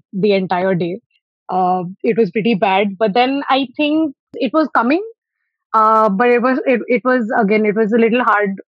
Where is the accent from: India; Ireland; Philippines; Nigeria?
India; Hyderabad, Telangana; I'm from Hyderabad